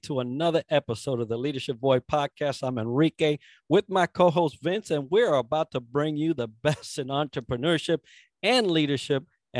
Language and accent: English; Oahu, Hawaii, United States; I grew up on Oahu